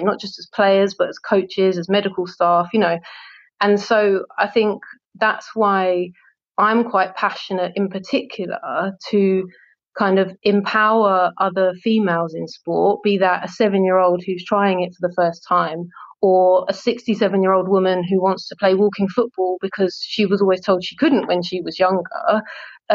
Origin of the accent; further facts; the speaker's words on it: London, United Kingdom; I grew up in Southeast London, which is very multicultural